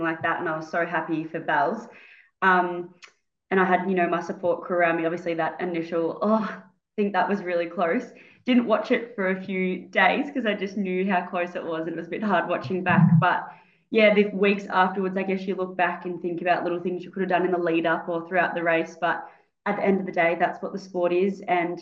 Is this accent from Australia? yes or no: yes; Ballarat, Victoria, Australia; I'm from Ballarat, where I grew up, and now I'm working here as a physio and Pilates instructor